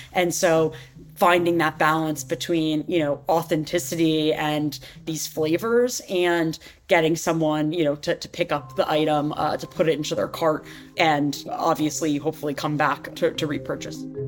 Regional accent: New York City, New York, United States; I grew up in New York City

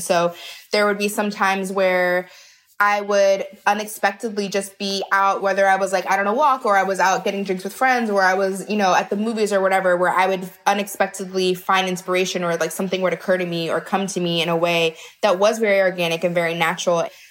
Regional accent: outside of Baltimore, Maryland, United States; I grew up in outside of Baltimore

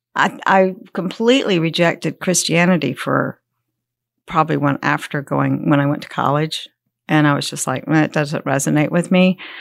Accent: Columbia, South Carolina, United States; now in Gold Hill, United States; I was born in Columbia, South Carolina

